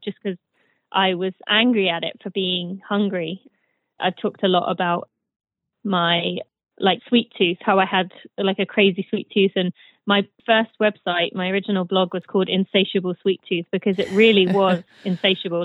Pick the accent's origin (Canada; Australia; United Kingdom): United Kingdom; moved away as an adult; also born or lived in Michigan, United States; now in United States; I am British, but I live in the U.S.